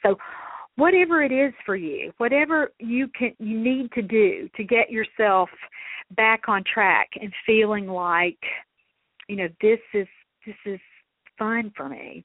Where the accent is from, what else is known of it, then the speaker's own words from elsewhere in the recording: Mississippi, United States; I'm from Mississippi